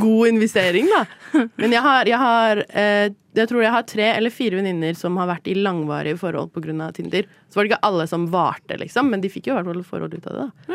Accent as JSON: {"language": "Norwegian", "region": "Oslo", "country": "Norway", "tie": "born or raised there", "also_born_or_lived": "Paris / London", "said": "jeg har vokst opp i Oslo"}